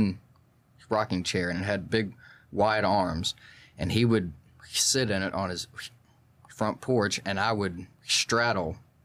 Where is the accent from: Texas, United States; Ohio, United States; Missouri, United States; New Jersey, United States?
Texas, United States; Port Neches; we had moved around a lot before then. I was from Port Neches originally.